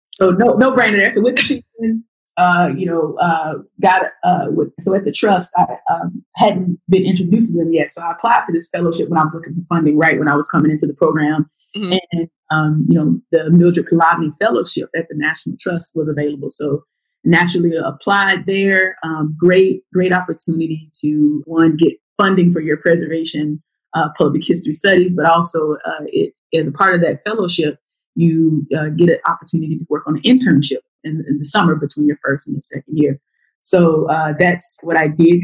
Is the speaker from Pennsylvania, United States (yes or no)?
no; Waco, Texas, United States; moved away; my hometown of Waco, Texas.